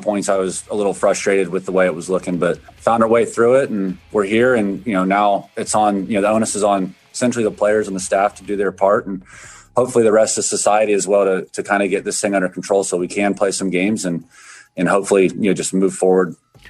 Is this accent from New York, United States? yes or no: no; Florida, United States; I'm from Florida.